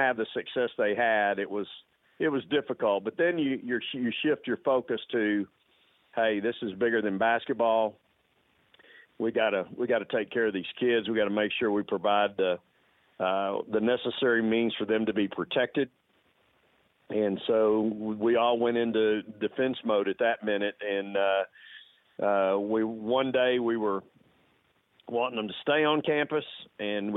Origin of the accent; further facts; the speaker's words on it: Texas, United States; moved away; also born or lived in Austin, Texas / La Grange, Texas; it's the opportunity, sure, to go back to my home state. I was born actually across the street from the Drum there where we play currently, and was raised on the weekends in a small town called LaGrange, Texas